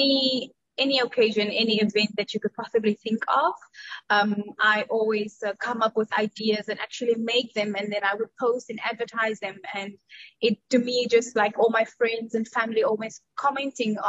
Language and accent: English; Cape Town, Western Cape, South Africa; moved away as an adult; now in Dubai, United Arab Emirates; I am from South Africa, or South African, living in Dubai for the past 11 years. But I already left South Africa 13 years ago